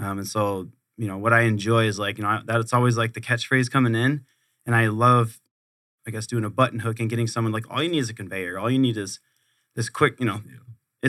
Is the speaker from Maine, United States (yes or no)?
no; Camp Pendleton, California, United States; So I was born on Camp Pendleton, California. My dad did 23 years in the Marines. Awesome. I grew up on Camp Pendleton.